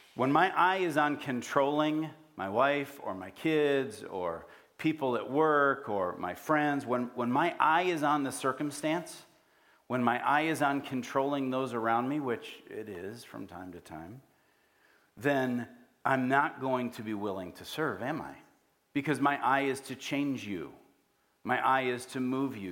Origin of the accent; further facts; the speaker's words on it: United States; also born or lived in Africa; we grew up here